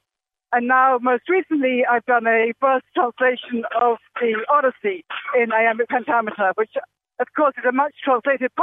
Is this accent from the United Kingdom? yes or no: yes; Oxford, South East England, United Kingdom; moved away as an adult; now in Philadelphia, United States; I grew up in Oxford, England